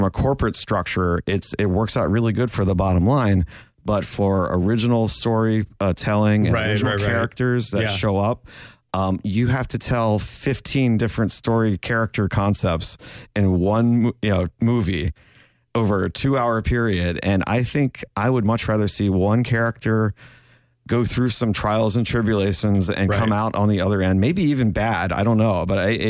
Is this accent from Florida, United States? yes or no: yes; South Florida, United States; as a kid growing up in South Florida